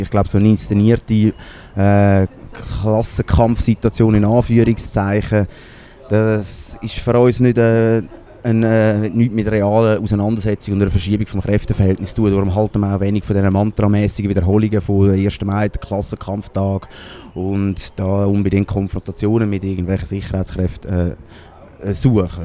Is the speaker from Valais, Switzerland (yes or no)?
no; Baden, Aargau, Switzerland; ich bin ursprünglich aus Baden